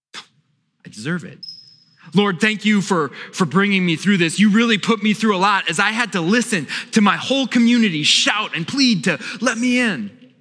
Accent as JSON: {"language": "English", "region": "Wisconsin", "country": "United States", "tie": "born or raised there", "moved": "yes", "lives_now": "Virginia, United States", "said": "I grew up in Wisconsin"}